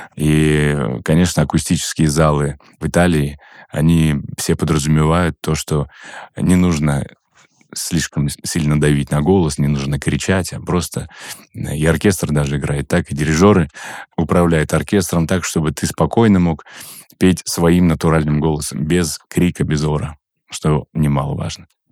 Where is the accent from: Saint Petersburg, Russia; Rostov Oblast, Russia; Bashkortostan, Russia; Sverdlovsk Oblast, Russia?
Bashkortostan, Russia; Ufa; я вырос в Уфе